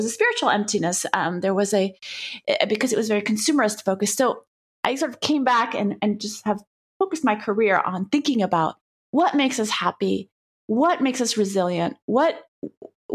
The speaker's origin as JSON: {"language": "English", "town": "Paris", "region": "Île-de-France", "country": "France", "tie": "born or raised there", "moved": "as an adult", "lives_now": "United States", "said": "I grew up in Paris, France, where everything is so easy and beautiful and tasty and yummy"}